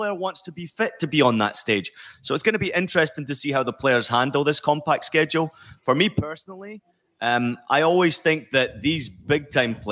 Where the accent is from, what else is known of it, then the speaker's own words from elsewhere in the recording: Scotland, United Kingdom; growing up in Scotland, following Rangers and Celtic very closely